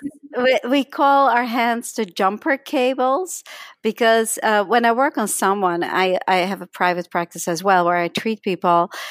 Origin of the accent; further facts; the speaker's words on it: Netherlands; accent: slight accent; moved away as an adult; now in United States; I came to United States when I was eighteen from Holland, uh, hence my slight accent